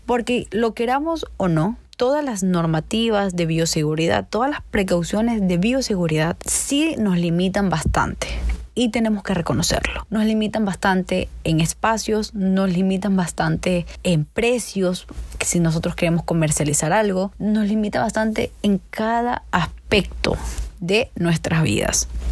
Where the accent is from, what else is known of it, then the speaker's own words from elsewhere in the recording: Ecuador; en Ecuador, en mi país